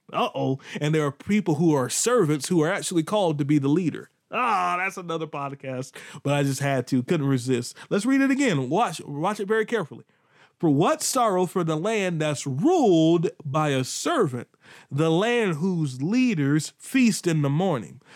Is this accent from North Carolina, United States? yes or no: yes; Pink Hill, North Carolina, United States; accent: country; I'm from Pink Hill, not Pink Hill, Pink Hill, North Carolina.